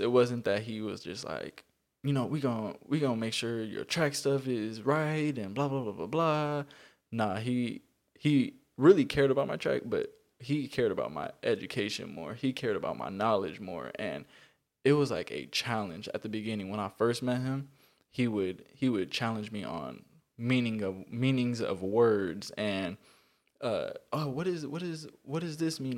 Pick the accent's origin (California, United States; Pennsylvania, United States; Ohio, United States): California, United States; Carson; also born or lived in Harbor City, California; I am from Carson. I'm from Carson, California. Um, I was born, I was born in Harbor City.